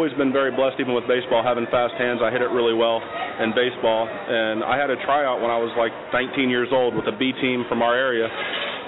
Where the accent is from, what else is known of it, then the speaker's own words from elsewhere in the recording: Delaware, Ohio, United States; I was born in Delaware, Ohio, small town just about 20 minutes north of Columbus.